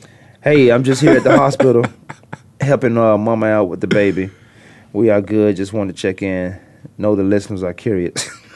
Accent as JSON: {"language": "English", "region": "Virginia", "country": "United States", "said": "I was just speaking how I speak. I was just talking how I talk. I said, now you might, I'm from Virginia, so you might, here might sound like here."}